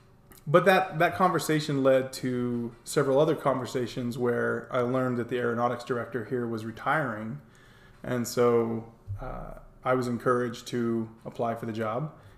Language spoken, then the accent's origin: English; North Carolina, United States; moved away as an adult; also born or lived in Charleston, South Carolina; now in Harriman, United States; I really call North and South Carolina, that's kind of where I'm from. Mm-hmm. Born and grew up through high school in North Carolina, and then most of my adult life, my Air Force time spent in Charleston, South Carolina.